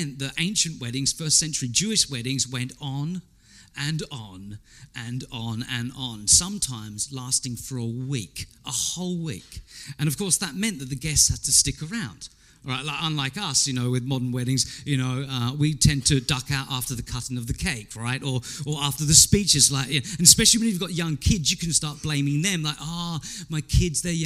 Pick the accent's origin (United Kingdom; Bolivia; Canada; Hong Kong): United Kingdom; England; I'm English